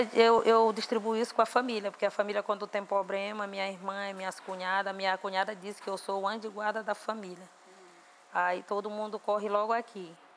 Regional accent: Viana, Maranhão, Brazil; em Viana, num lugar chamado Bandeirante, que é um lugar mais retirado, que é a zona mais rural de Viana, que foi justamente onde eu nasci

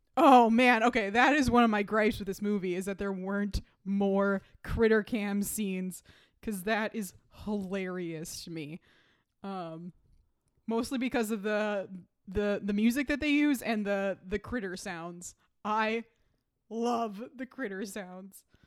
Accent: Minnesota, United States; growing up in Minnesota

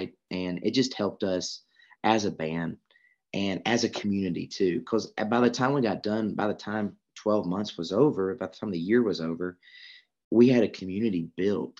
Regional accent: Georgia, United States; I'm from Georgia

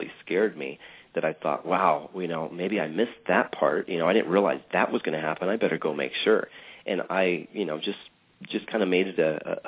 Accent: West Coast, United States; also born or lived in Michigan; A mom and dad and growing up on the West Coast. We went to Disneyland quite a bit.

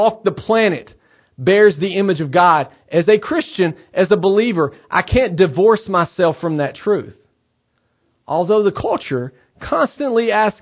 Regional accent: Cornersville, Tennessee, United States; now in Knoxville, United States; I'm from Cornersville, Tennessee. I now live in Knoxville, Tennessee

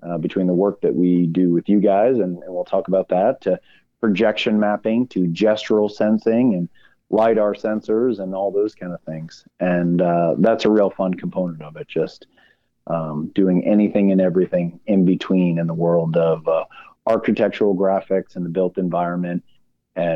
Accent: Boston, Massachusetts, United States; I'm born and raised in Boston

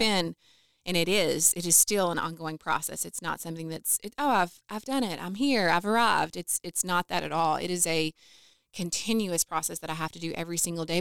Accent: Calhoun, Kentucky, United States; moved away as an adult; now in Owensboro, United States; I grew up in Calhoun, so both of us originally from McLean County.

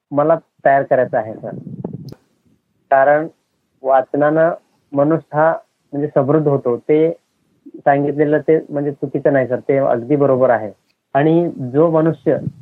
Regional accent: Darganhalli, South Solapur taluka, Solapur district, Maharashtra, India; आमचं गाव हे मुक्कमकोष्ट दर्गनहाळी तालुका दक्षिण सोलापूर जिल्हा सोलापूर राज्य महाराष्ट्र आणि भारतातलं हे गाव आहे

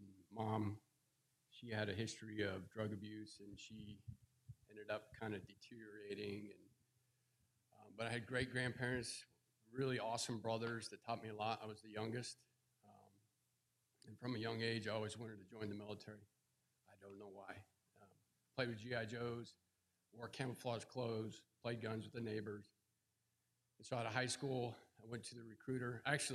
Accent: Nebraska, United States; I grew up in Nebraska. Anybody been to Nebraska? Couple? Yeah, not a lot there.

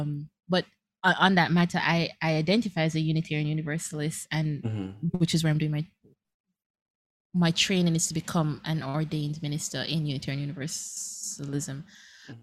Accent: Jamaica; we have Christianity as we do in Jamaica

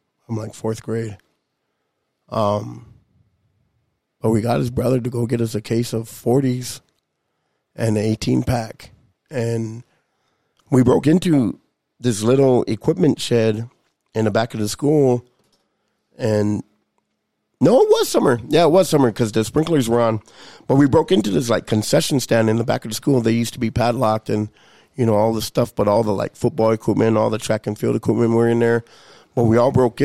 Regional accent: Lodge Grass, Montana, United States; growing up in Lodgegrass, you know, you don't really got a whole lot of things going on.

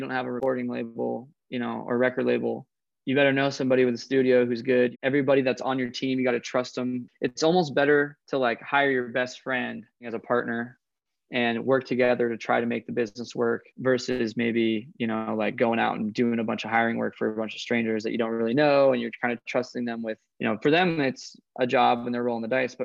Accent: Coeur d'Alene, Idaho, United States; There's 40 lakes within 40 miles of where I grew up

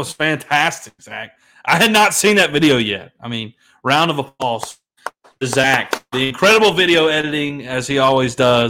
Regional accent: Memphis, Tennessee, United States; As you know, we're from Memphis.

